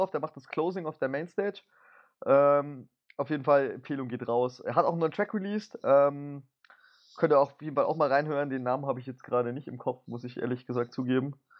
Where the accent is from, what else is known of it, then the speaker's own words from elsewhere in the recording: Bavaria, Germany; Ich komme ja aus Bayern, von daher haben wir es beide nicht so sonderlich weit jetzt nach München